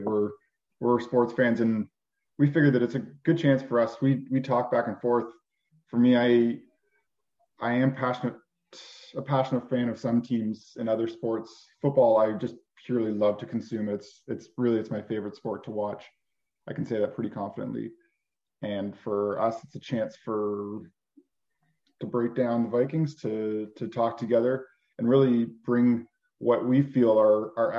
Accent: Canada; We are from Canada

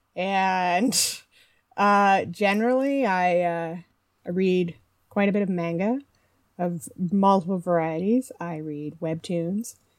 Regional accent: Midwest, United States; moved away as an adult; also born or lived in Canada / Toronto / United Kingdom; I grew up in the Midwest and have spent most of my adult life between Canada, the majority of my adult life in Canada

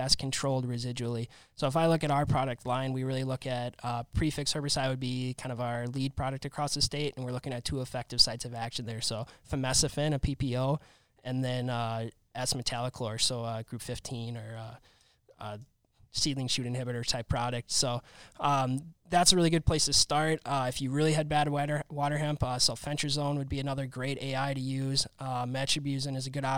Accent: Minnesota, United States; now in Wisconsin, United States; I'm from Minnesota here

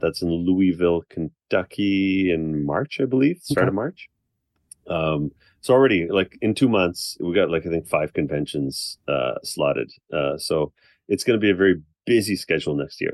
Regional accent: Canada; I'm Canadian

